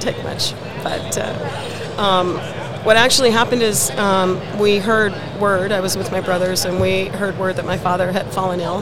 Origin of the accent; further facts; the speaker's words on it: San Jose, California, United States; moved away as an adult; now in Denver, United States; I'm originally from the Bay Area in California, mm-hmm. San Jose uh, Bay Area